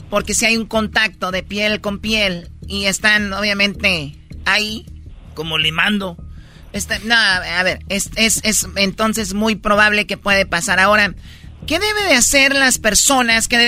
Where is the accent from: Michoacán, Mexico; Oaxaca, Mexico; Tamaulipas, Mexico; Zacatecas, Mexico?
Michoacán, Mexico; como yo soy de Michoacán y nos gusta tomar